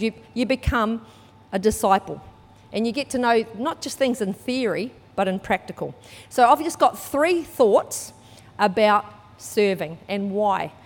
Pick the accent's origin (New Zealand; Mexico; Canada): New Zealand; moved away; I was brought up in New Zealand. You might be able to tell by my accent